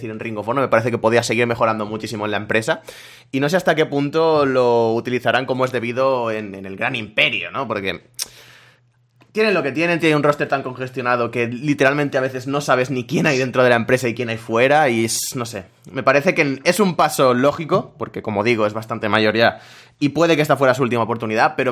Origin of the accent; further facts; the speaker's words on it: Spain; sobre todo siendo españoles, que es lo que se nos